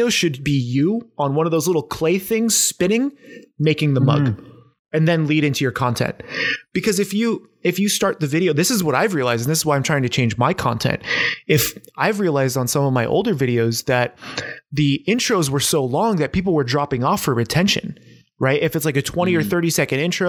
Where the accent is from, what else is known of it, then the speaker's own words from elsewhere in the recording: San Diego, California, United States; now in Portland, United States; I grew up in San Diego